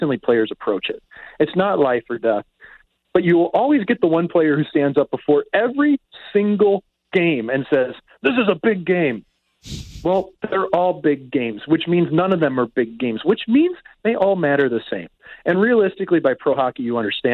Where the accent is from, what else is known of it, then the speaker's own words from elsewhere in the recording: Kirkwood, Missouri, United States; I grew up with Kirkwood being an outdoor rink